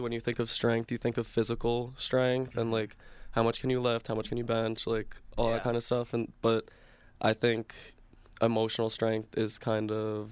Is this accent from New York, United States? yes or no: yes; Brooklyn, New York, United States; I'm from Brooklyn, New York